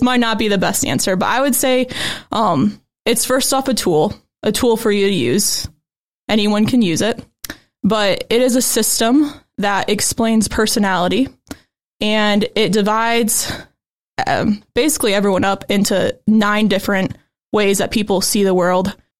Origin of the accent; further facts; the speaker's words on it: Goshen, Indiana, United States; I'm from Goshen, Indiana, so right around here